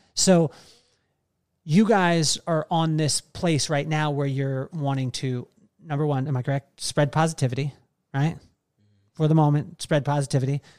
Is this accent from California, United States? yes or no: yes; Central Coast, California, United States; I grew up in the Central Coast